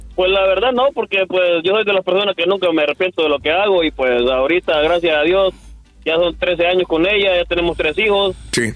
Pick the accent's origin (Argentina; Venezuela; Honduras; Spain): Honduras; moved away; also born or lived in Mexico; soy de Honduras, anduve en México como siete años rodando para ir para acá